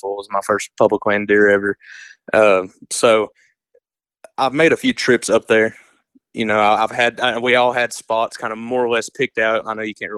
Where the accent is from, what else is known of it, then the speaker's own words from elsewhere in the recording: East Tennessee, United States; growing up here in East Tennessee